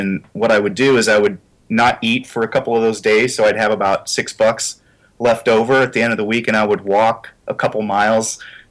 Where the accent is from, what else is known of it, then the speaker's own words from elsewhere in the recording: Illinois, United States; I grew up in Illinois, and if you're not a Cheap Trick fan in Illinois, the angry villagers with torches come and run into Missouri.